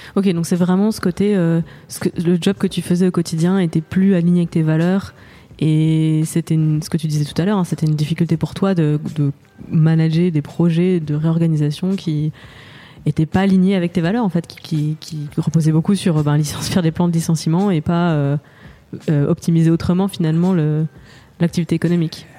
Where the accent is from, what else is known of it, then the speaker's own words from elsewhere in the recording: Moselle, Grand Est, France; je viens de Moselle, euh, pareil de la frontière allemande